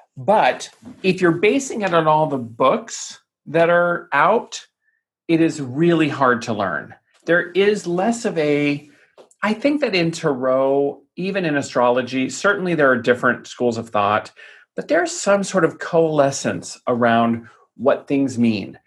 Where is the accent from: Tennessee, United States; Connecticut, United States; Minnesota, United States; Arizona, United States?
Arizona, United States; Tucson; my hometown of Tucson, Arizona